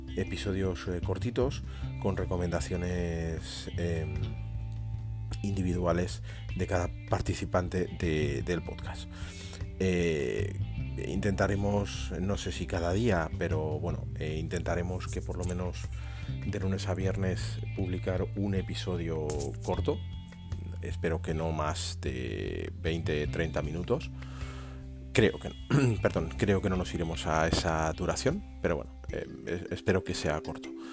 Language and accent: Spanish; Aranjuez, Community of Madrid, Spain; los dos somos de Madrid, de Aranjuez